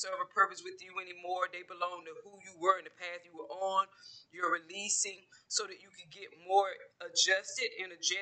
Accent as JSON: {"language": "English", "region": "Georgia", "country": "United States", "moved": "yes", "said": "I'm originally from Georgia"}